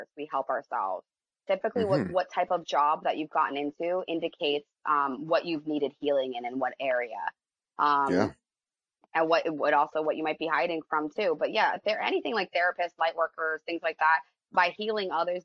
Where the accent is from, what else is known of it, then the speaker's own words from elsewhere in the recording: United States; I'm American, love America